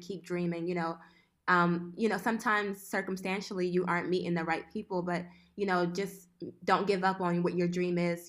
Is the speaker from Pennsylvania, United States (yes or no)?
yes; Philadelphia, Pennsylvania, United States; moved away as an adult; also born or lived in Italy / Boston; now in Switzerland; I'm originally from West Philadelphia.